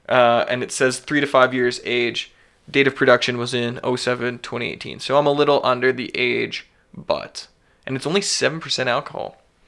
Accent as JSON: {"language": "English", "country": "Canada", "said": "because we're Canadian and it's legally has to be on every single package"}